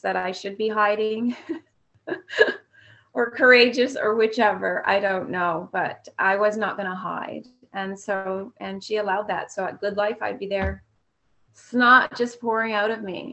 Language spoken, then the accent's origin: English; Fredericton, New Brunswick, Canada; my hometown where I was born all those years ago in Fredericton, New Brunswick.